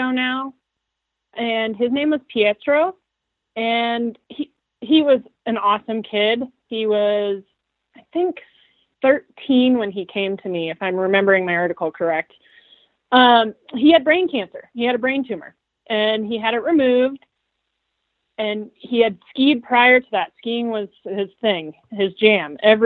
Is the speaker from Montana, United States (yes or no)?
yes; Big Sky, Montana, United States; I grew up in Big Sky